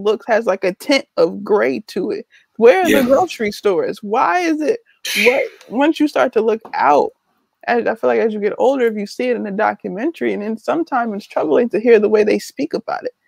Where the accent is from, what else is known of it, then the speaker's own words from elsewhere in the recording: Newark, New Jersey, United States; I'm from Newark